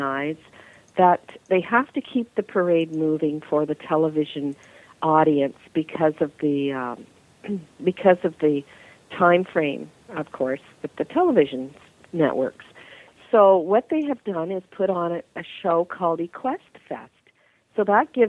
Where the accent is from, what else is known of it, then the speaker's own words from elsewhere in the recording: Eastern Canada, an hour from Detroit, Ontario, Canada; We're from, we're an hour from Detroit, Michigan